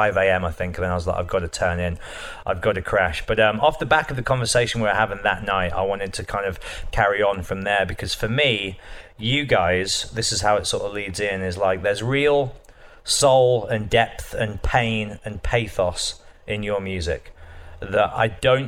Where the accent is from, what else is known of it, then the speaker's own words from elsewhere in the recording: Birmingham, West Midlands, United Kingdom; I'm in my hometown in Birmingham